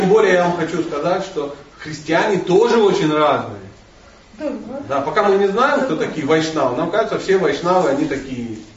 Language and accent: Russian; Buryatia, Russia; Я бурят, значит, Весь мир крутится вокруг бурятов.